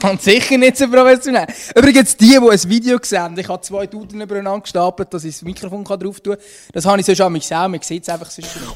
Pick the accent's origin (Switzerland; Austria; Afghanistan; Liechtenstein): Switzerland; wir als Schweizer